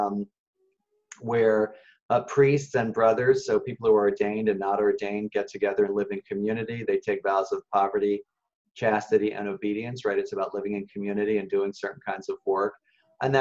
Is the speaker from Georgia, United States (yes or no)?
no; Philadelphia, Pennsylvania, United States; also born or lived in Kenya; I was born in Philadelphia